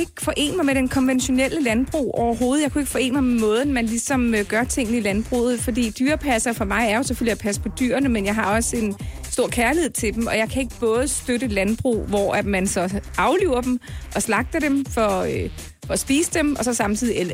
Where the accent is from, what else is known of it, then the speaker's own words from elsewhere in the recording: North Zealand, Capital Region of Denmark, Denmark; also born or lived in Copenhagen / Scotland / Kvistgård; jeg er faktisk født i København, og boede i, i, i fire år i København. Og så rykkede jeg så til øh, Nordsjælland senere